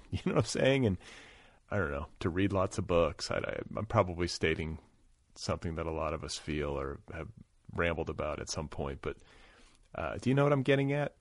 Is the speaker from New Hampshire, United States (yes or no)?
no; Milwaukee, Wisconsin, United States; also born or lived in Indiana; now in Los Angeles, United States; I was born in Milwaukee